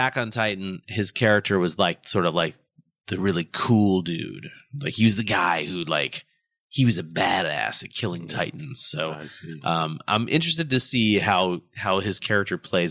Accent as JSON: {"language": "English", "country": "United States", "said": "As an American"}